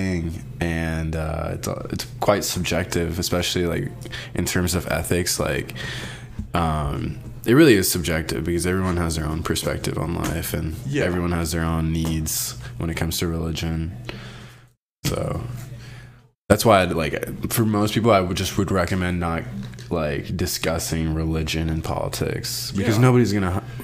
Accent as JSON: {"language": "English", "region": "Kentucky", "country": "United States", "tie": "born or raised there", "also_born_or_lived": "Colombo, Sri Lanka / Brooklyn, New York / Arizona", "said": "then we moved to Kentucky in 2004"}